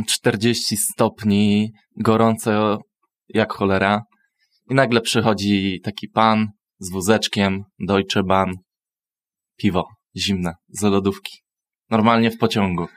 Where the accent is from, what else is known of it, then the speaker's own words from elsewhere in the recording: Myszków, Silesian Voivodeship, Poland; ja na przykład jako osoba z Myszkowa, no nie, nie mogę powiedzieć, że jestem ze Śląska i mówię po śląsku